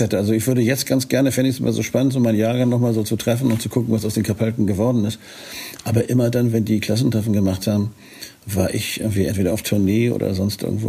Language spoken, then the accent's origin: German; Northern Germany, Germany; als Norddeutscher